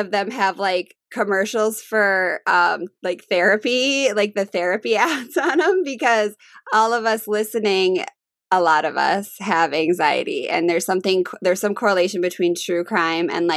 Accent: Minnesota, United States; born or raised there

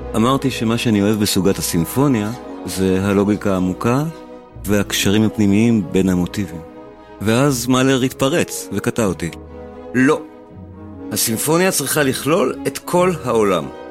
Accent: Israel

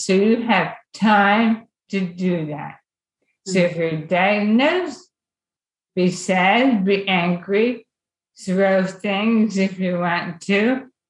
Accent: Lehigh Valley, Pennsylvania, United States; I grew up in the Lehigh Valley

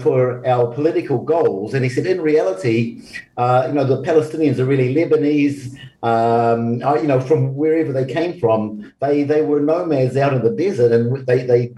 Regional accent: New Zealand; being a Kiwi

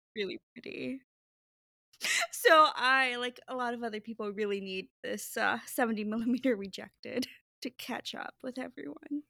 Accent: Pasadena, California, United States; now in New Jersey, United States; I grew up in Pasadena, California, so I would run around Los Angeles

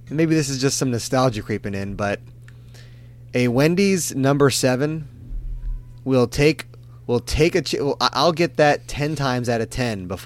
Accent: Hawaii, United States; I always thought being Hawaiian was cool

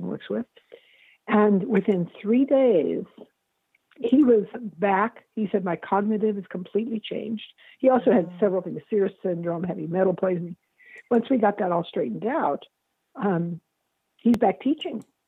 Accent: California, United States; now in Seattle, United States; I'm from California.

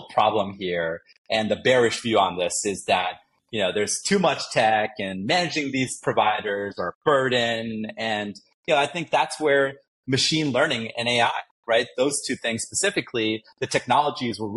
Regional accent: New York, United States; moved away; I grew up in New York

